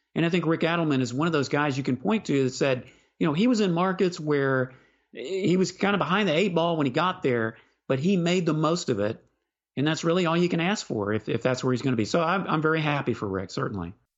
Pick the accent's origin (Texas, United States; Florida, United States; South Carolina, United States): Texas, United States; Houston; I grew up in Houston